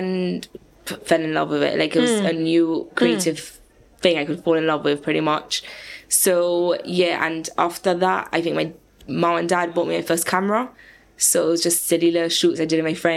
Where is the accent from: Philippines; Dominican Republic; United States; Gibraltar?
Gibraltar; Born and raised in Jib